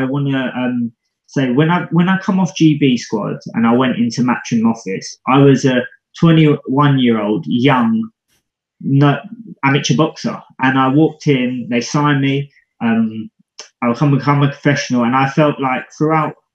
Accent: United Kingdom; Being British

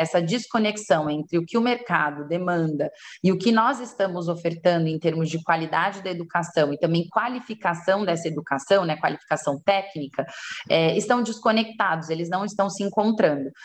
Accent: São Paulo, Brazil; sou de São Paulo, né? nasci em São Paulo

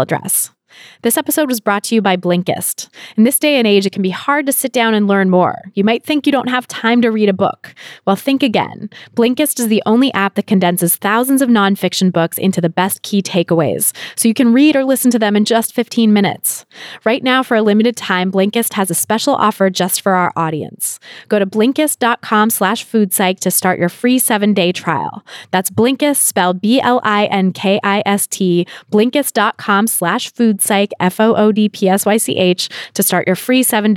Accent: California, United States; moved away; I'm from California

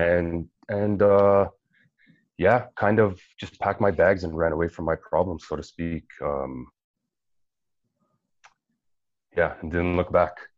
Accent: Toronto, Ontario, Canada; moved away as an adult; now in Vancouver, Canada; home was Toronto, Etobicoke specifically. I pretty much lived there my whole life.

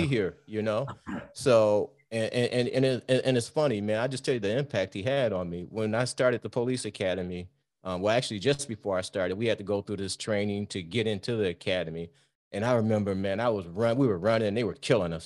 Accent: Detroit, Michigan, United States; We grew up in Detroit.

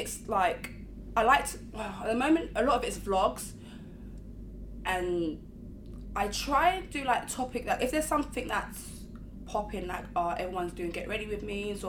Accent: London, United Kingdom; I grew up in Broadwater Farm my whole life

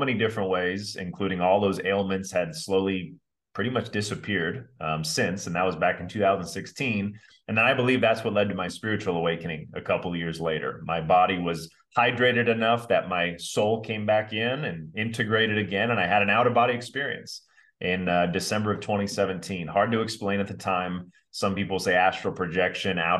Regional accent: Orange County, California, United States; born and raised in Orange County

